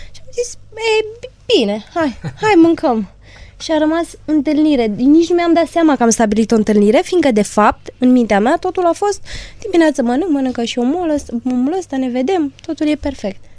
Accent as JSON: {"language": "Romanian", "region": "Transylvania", "country": "Romania", "said": "sunt din Ardeal"}